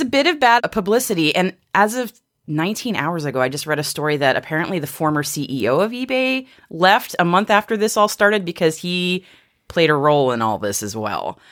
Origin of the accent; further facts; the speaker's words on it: Massachusetts, United States; the spirit of America, A K A Massachusetts, my home state.